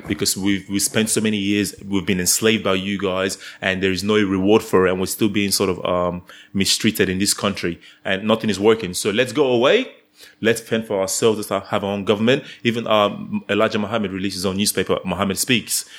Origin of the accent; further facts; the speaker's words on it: Nigeria; moved away; I'm Nigerian